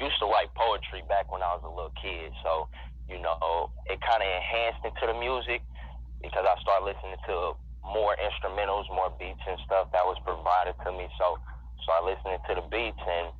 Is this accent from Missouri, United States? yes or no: yes; Kansas City, Missouri, United States; also born or lived in Baton Rouge, Louisiana; I'm from Kansas City, Missouri. I was born in Baton Rouge, Louisiana, but you know, we came out here to Kansas City when I was probably like around 3-4, and been out here ever since.